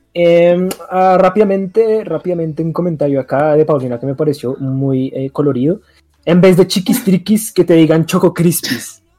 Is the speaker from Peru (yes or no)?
no; Colombia; siendo eh, colombianos